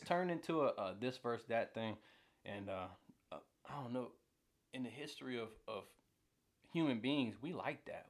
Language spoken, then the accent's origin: English; Atlanta, Georgia, United States; I, I grew up in Atlanta